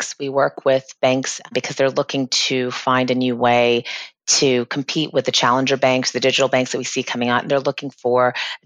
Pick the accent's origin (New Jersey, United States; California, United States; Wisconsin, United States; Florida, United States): Florida, United States; also born or lived in England / Boston; I've lived and resided in Florida most of my life